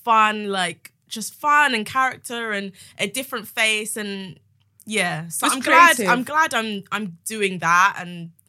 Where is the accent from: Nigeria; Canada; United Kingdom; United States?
Nigeria; I think it also being Nigerian as well, there's something about... being creative, it's like you're not allowed to be.